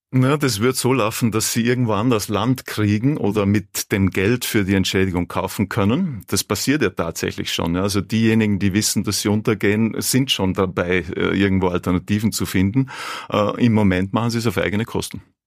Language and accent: German; South Tyrol, Trentino-Alto Adige, Italy; Ich bin aus Südtirol.